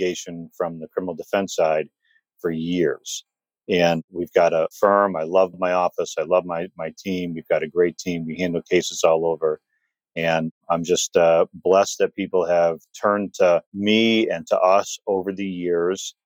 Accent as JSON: {"language": "English", "town": "Detroit", "region": "Michigan", "country": "United States", "tie": "born or raised there", "said": "I grew up in Detroit, ultimately moved to the suburbs"}